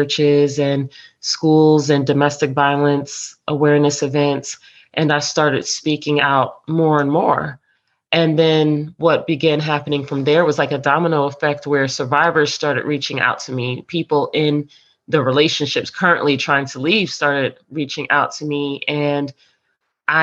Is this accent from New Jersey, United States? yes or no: yes; New Jersey, United States; now in Hampton Roads, Virginia, United States; I am originally from New Jersey, and I reside here in Hampton Roads area of Virginia